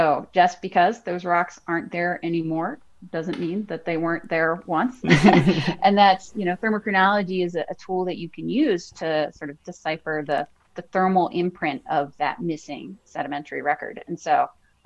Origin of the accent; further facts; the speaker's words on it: Virginia, United States; I grew up in Virginia, and my family would go to the Smithsonian in Washington, D.C.